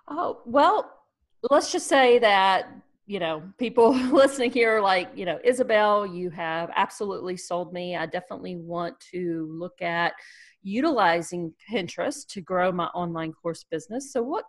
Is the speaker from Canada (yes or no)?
yes; Canada; I'm French Canadian.